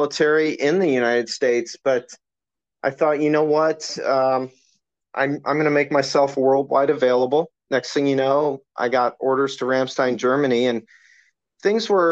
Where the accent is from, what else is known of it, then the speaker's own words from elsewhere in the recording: London, Ontario, Canada; all my family's Canadian. We grew up in London, Ontario, Canada